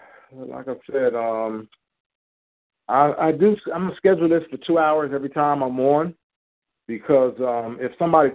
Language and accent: English; New Jersey, United States; I grew up in Cape May County where, you know, people, you know, they went out on the boats, fishermen.